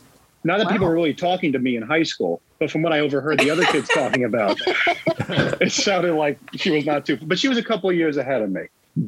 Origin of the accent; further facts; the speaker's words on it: New Jersey, United States; my hometown.